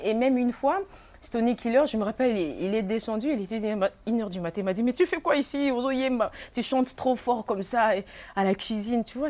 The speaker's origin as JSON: {"language": "French", "region": "Kinshasa", "country": "DR Congo", "tie": "born or raised there", "also_born_or_lived": "Brazzaville", "said": "À Kinshasa, je suis née, à Braza. J'étais bien accueillie aussi. J'ai une partie de mon origine là-bas"}